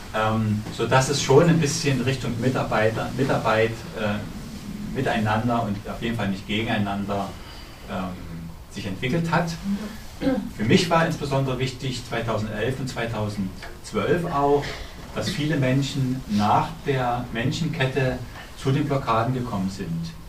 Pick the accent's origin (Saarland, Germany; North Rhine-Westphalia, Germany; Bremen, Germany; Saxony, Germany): Saxony, Germany; Dresden; Ich bin Dresdner Bürger